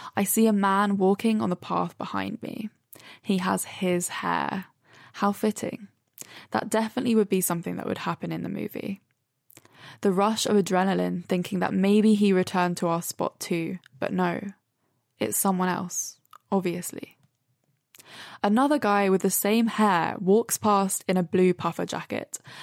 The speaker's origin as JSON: {"language": "English", "town": "Brighton", "region": "South East England", "country": "United Kingdom", "tie": "born or raised there", "moved": "yes", "lives_now": "London, United Kingdom", "said": "I'm in Brighton"}